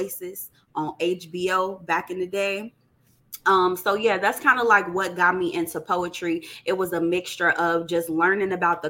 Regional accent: Chicago, Illinois, United States; I'm from Chicago, and I am a poet.

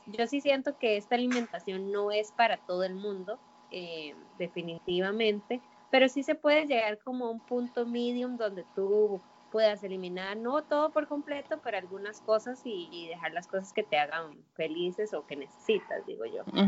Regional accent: Costa Rica; como buena tica

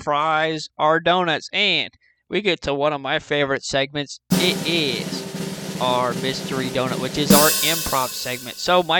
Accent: Sydney, New South Wales, Australia; Oh, mate, I'm from Sydney, Australia, mate.

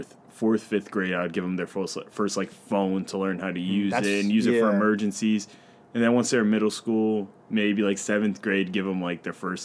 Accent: United States; God, I love being American.

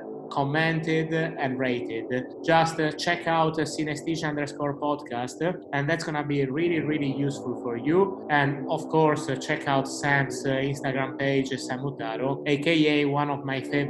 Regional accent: Cagliari, Sardinia, Italy; now in London, United Kingdom; Today I'm not recording from London, but I'm recording from my hometown, Cagliari in Sardinia

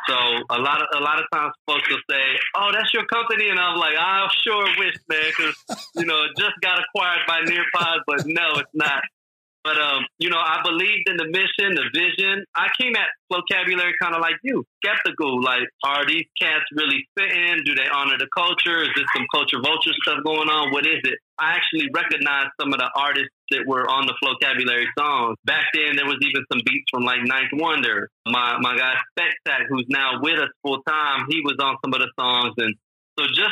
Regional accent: near San Angelo, Texas, United States; I grew up in Texas, a little bit outside San Antonio, San Angelo, in that area. Mm-hmm. They call it West Texas. It's really kind of like Central Texas.

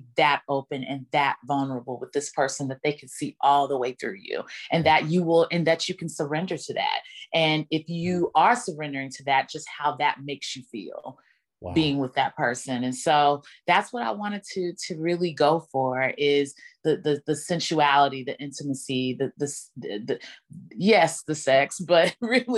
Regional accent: Dallas, Texas, United States; my hometown in Dallas

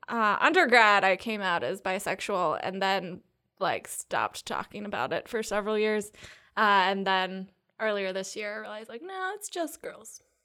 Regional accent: Triangle Area, North Carolina, United States; also born or lived in Seattle, Washington; I grew up in North Carolina. I was born in Seattle, but I've been here since I was two. So basically here, Triangle Area-ish

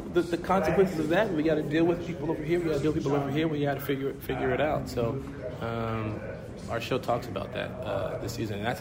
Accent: Chicago, Illinois, United States; we're from Chicago.

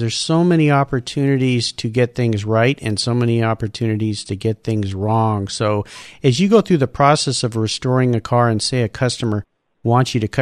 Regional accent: Southern California, United States; I grew up in Southern California like you did

